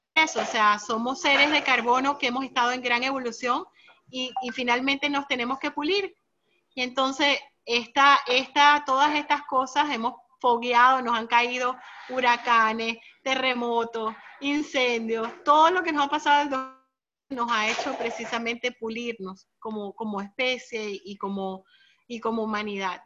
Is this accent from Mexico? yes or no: no; United States; yo siendo americana